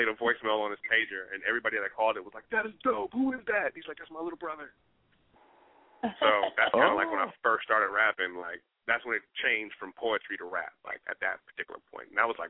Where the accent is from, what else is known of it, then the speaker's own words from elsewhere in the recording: Newark, New Jersey, United States; born there; I got East Coast love, man. I was born in New Jersey, baby. Brick City stand up.